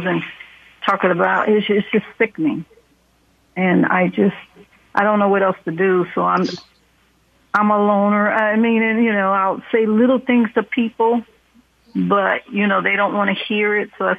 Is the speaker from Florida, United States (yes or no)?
no; Oakland, California, United States; I was raised in Oakland